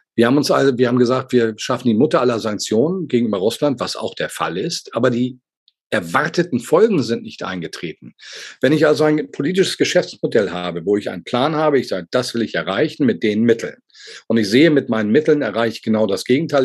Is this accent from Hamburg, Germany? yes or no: yes; Hamburg, Germany; als Hamburger Jung